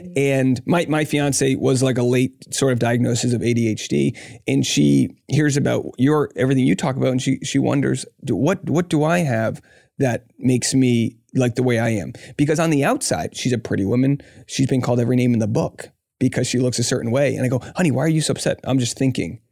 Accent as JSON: {"language": "English", "region": "Rhode Island", "country": "United States", "tie": "born or raised there", "said": "I grew up in Rhode Island"}